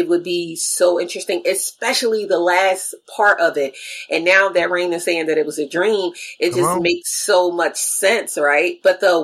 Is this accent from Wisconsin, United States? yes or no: no; near Philadelphia, New Jersey, United States; I'm from New Jersey. Right. You know, I'm familiar with people from New York, even though like where I'm from is down closer to Philly, not like up in North Jersey, closer to New York